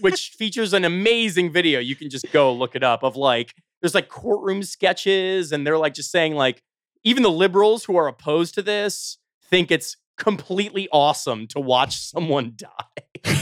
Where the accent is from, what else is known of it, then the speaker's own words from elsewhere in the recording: Chicago, Illinois, United States; I'm from the suburbs of Chicago